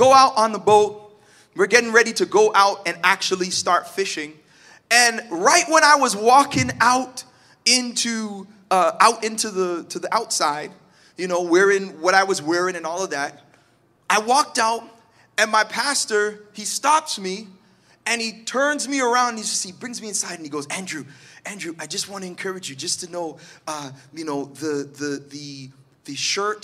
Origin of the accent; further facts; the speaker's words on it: Toronto, Ontario, Canada; moved away as an adult; also born or lived in Malvern, Toronto; now in Oshawa, Canada; I grew up in Scarborough. I rep it all the time.